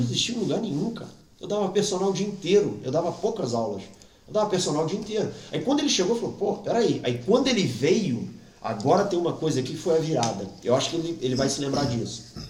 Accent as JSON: {"language": "Portuguese", "country": "Brazil", "moved": "as an adult", "lives_now": "Portugal", "said": "eu sou brasileiro"}